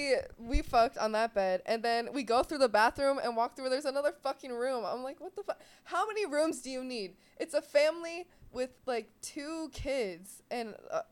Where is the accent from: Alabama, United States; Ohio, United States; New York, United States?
Ohio, United States; And I'm from Ohio